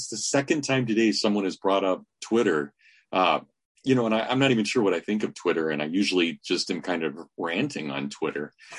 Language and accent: English; Kansas, United States; moved away as an adult; also born or lived in Indiana / Southern Michigan; now in Hillsdale, United States; I'm from Kansas originally. I ended up going to Notre Dame, and then I went to Indiana University for grad school.